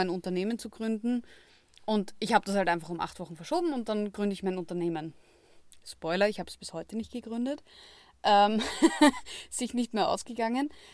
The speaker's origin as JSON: {"language": "German", "country": "Austria", "said": "bei uns in Österreich"}